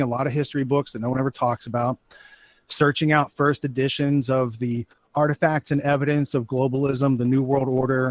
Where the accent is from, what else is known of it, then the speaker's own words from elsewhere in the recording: Western Pennsylvania, United States; moved away; I grew up in Western Pennsylvania. So like in the woods, it was pretty rural